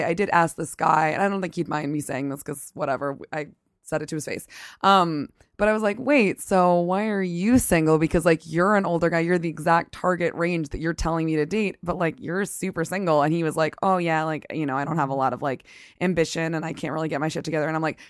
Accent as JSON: {"language": "English", "region": "the South", "country": "United States", "moved": "yes", "said": "I'm from the South"}